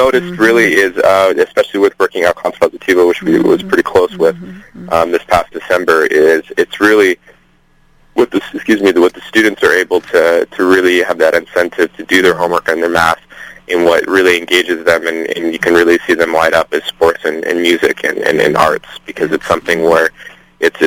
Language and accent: English; Seattle, Washington, United States; I'm actually from Seattle, Washington, up here with the University of Washington